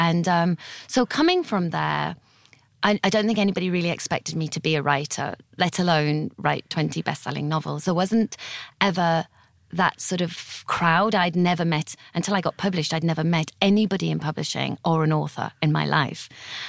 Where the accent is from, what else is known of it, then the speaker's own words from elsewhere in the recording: Teesside, North East England, United Kingdom; also born or lived in Italy / Botswana / London; now in Guildford, United Kingdom; in my bio saying I'm from Teesside, because Teesside is the northeast of England, used to thrive in like the 1900s, but it had a really rough time during my childhood.